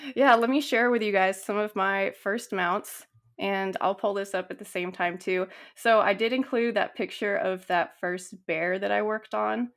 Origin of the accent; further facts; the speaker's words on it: Northern California, United States; I grew up in Northern California, and I grew up on, like, a little ranch